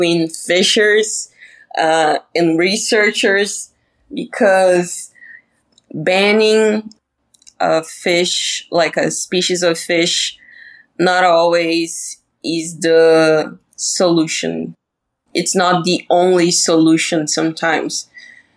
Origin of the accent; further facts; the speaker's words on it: Balneário Camboriú, Santa Catarina, Brazil; English is a second language; my city is known as the Brazilian Dubai because we have like the highest buildings in Latin America